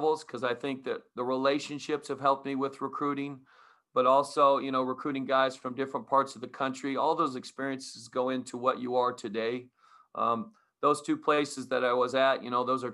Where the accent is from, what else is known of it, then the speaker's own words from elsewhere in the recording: Utah, United States; also born or lived in Arizona; now in Portland, United States; growing up in Utah